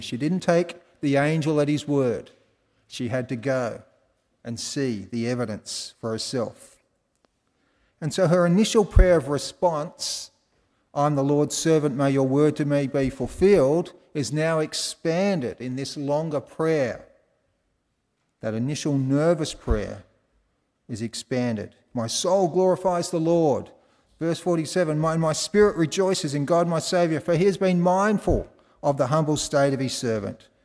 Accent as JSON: {"language": "English", "country": "Australia", "said": "I was from Australia"}